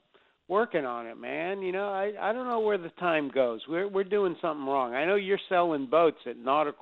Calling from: West Palm Beach, Florida, United States; Today, West Palm Beach.

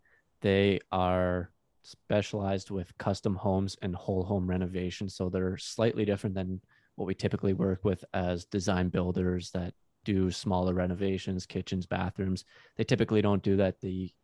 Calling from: Bell River, Ontario, Canada; Technically Bell River, but then it got classified as Lakeshore because it was really small. So they joined it into a bigger community. So Lakeshore, Bell River, Ontario, which is close

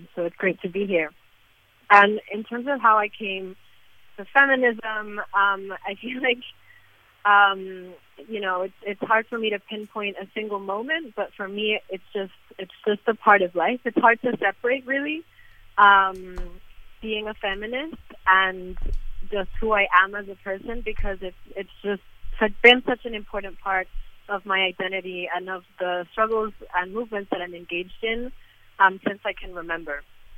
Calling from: Lima, Peru; I'm calling in from Lima, Peru.

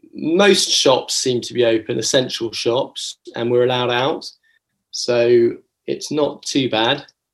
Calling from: London, United Kingdom; I'm connecting from Acton in London, which is a very large borough of London within Ealing.

